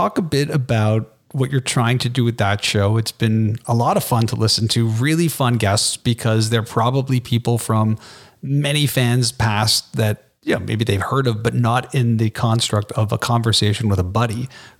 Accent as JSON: {"language": "English", "country": "Canada", "said": "I'm Canadian."}